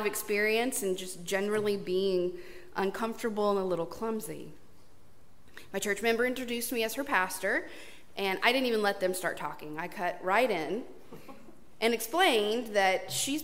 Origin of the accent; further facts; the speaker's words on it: East Texas, United States; growing up in East Texas